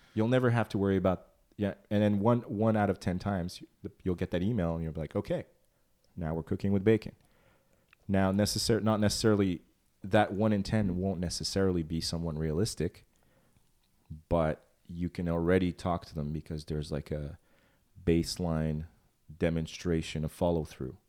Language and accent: English; Transylvania, Romania; moved away; I was born in Transylvania.